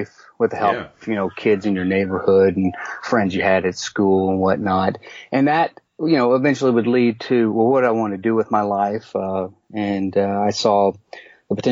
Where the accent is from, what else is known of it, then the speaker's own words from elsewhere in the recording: Mobile, Alabama, United States; my hometown of Mobile, Alabama